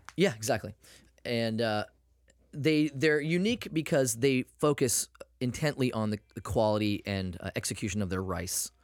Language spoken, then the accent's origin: English; Maine, United States; I'm from Maine